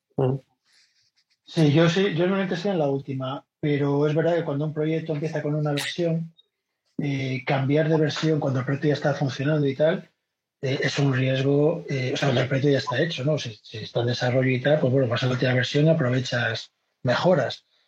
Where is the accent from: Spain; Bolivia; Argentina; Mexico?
Spain; Vigo, Galicia; now in Madrid, Spain; Yo soy, yo soy de Vigo, pero llevo viviendo en Madrid 20 años